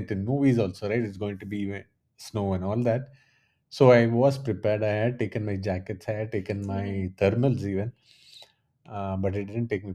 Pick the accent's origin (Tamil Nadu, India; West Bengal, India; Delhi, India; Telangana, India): Tamil Nadu, India; moved away as an adult; also born or lived in Chennai / Bangalore / Zurich; now in Germany; I was born in Tamil Valley, I've been in Chennai, Bangalore.